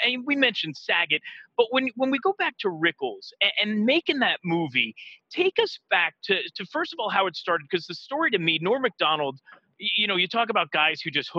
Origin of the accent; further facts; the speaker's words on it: New York City, New York, United States; I'm from Queens.